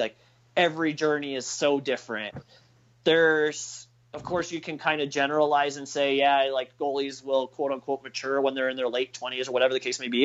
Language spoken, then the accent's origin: English; Texas, United States; growing up in Texas